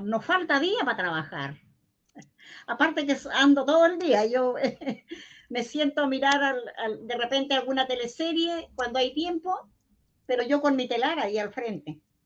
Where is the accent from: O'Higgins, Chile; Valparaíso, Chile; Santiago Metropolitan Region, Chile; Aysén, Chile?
Aysén, Chile; Cerro Galera, near Coyhaique; soy del sector de Cerro Galera, eh, que son como 40 kilómetros, 45 kilómetros de acá de, de Coyhaique